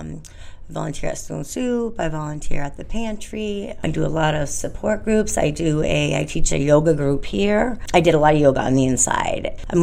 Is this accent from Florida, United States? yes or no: no; Orange, Massachusetts, United States; I'm from Orange, Massachusetts, yeah.